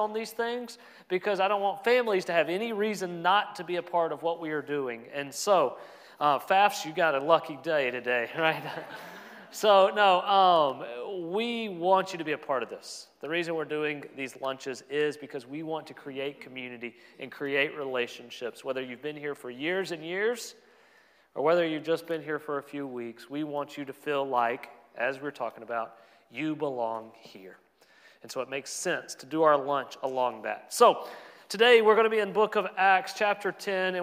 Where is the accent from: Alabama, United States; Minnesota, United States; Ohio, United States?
Alabama, United States; I'm a kid from Alabama.